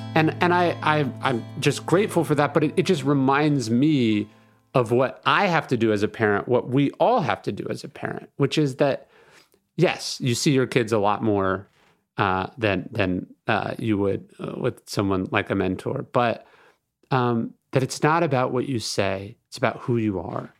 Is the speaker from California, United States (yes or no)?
yes; Sacramento, California, United States; I grew up in Sacramento